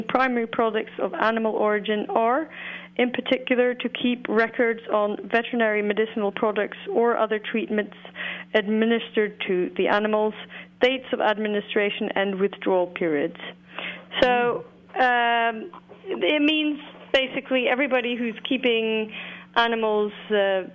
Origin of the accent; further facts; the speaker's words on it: Norway; now in Iceland; The smallest, my home country